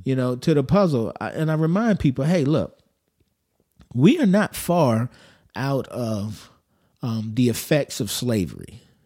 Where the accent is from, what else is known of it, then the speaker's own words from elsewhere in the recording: United States; I'm American